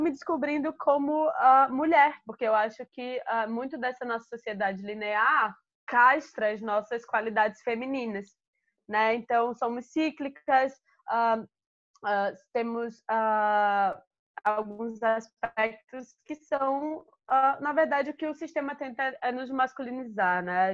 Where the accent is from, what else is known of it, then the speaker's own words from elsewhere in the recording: Alagoas, Brazil; moved away; also born or lived in Rio de Janeiro; eu sou de Alagoas e eu cresci